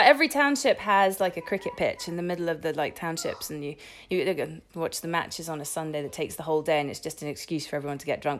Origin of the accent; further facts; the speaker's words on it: England, United Kingdom; moved away as an adult; now in Italy; I live here, but I was raised in England.